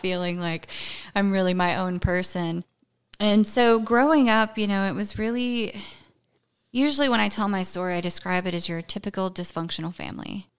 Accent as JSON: {"language": "English", "town": "Brownsville", "region": "Tennessee", "country": "United States", "tie": "born or raised there", "also_born_or_lived": "Jackson, Tennessee / Clarksville, Tennessee", "moved": "as an adult", "lives_now": "Texas, United States", "said": "I grew up in a small little podunk town called Brownsville, Tennessee"}